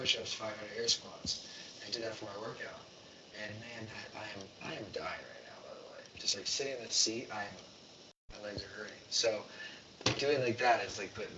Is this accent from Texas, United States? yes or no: no; Vero Beach, Florida, United States; Vero Beach, Florida. So, small town, there's water. There's an ocean. I lived on a barrier island